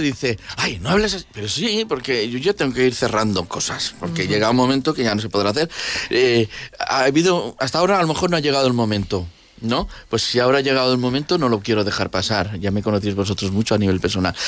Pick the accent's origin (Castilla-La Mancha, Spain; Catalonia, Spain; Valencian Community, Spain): Valencian Community, Spain; soy valenciano, que estoy en Valencia y que en Valencia también somos artistas